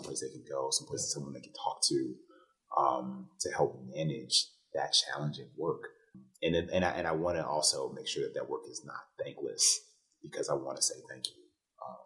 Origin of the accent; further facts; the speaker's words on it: Detroit, Michigan, United States; I'm from Detroit